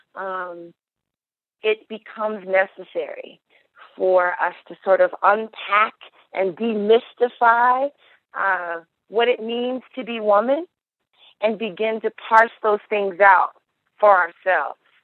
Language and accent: English; United States; as an American girl, as an African American girl